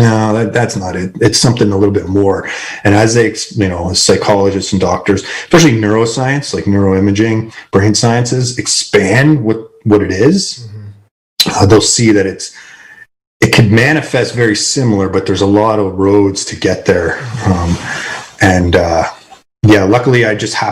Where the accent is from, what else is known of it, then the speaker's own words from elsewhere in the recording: Canada; I'm Canadian